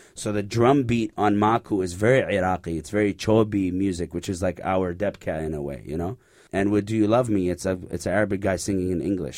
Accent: Canada; Growing up in Canada

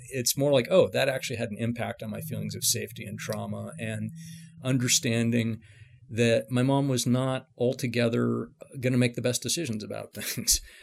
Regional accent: San Francisco, California, United States; I grew up in San Francisco, uh, you know, in, in the mid-seventies

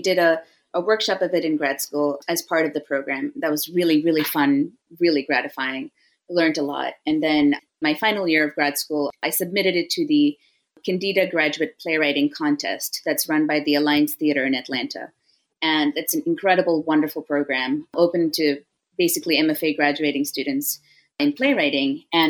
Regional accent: Chennai, Tamil Nadu, India; also born or lived in San Jose / Singapore; I was born in the Bay Area in San Jose, and then we moved to Singapore when I was 6, and then we moved to India when I was 9, and then I did middle school, high school, college in India.

